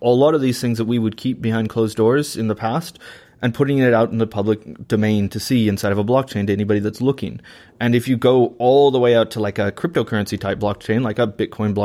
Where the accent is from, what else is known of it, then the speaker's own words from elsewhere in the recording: Washington, United States; my home state of Washington State